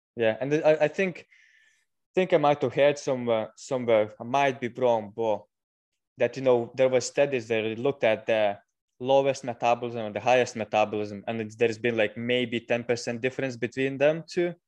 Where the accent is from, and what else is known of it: Lithuania; moved away as an adult; now in United Kingdom